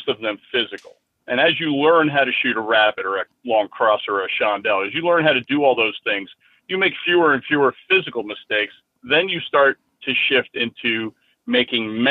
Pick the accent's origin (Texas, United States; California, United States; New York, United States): New York, United States; Middletown; also born or lived in Yonkers, New York; I was born in Yonkers and raised in Middletown, which Middletown, New York at the time was quite a rural area